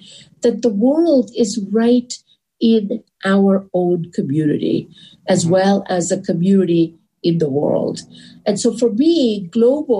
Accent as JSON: {"language": "English", "country": "India", "also_born_or_lived": "California", "moved": "as an adult", "said": "I come from India"}